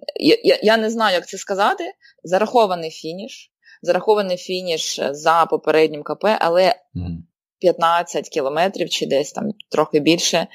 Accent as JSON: {"language": "Ukrainian", "region": "Donbas", "country": "Ukraine", "moved": "yes", "said": "я з Донбасу і моя родина, на жаль, ще досі лишається в окупації"}